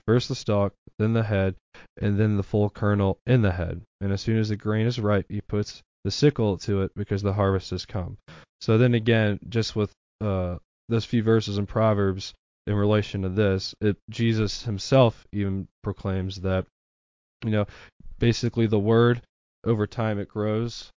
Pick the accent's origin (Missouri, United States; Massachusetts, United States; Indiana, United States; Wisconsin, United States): Missouri, United States; Saint Louis County; also born or lived in Labadie, Missouri; now in Cape Girardeau, United States; I pretty much lived my entire life in the Saint Louis County area